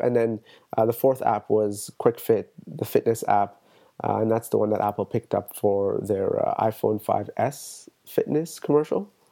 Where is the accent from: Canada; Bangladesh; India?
Canada; Toronto, Ontario; I'm from Toronto.